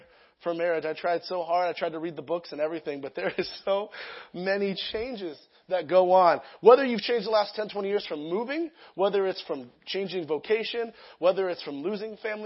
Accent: Lake Elsinore, California, United States; also born or lived in Sacramento; I'm from Lake Elsinore area. I've always been there

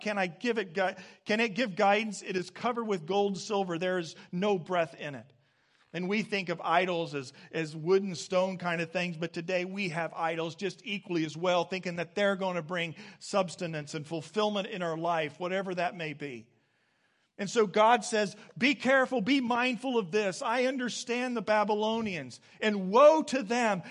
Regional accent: Midwest, United States; I came back from some graduate studies uh, to my hometown

